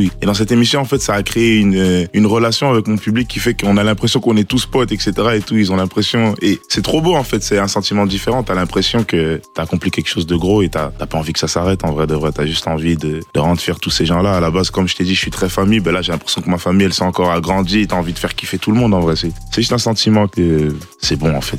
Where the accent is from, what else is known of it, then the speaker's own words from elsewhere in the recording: Liège, Wallonia, Belgium; la ville de Liège, de là où j'ai grandi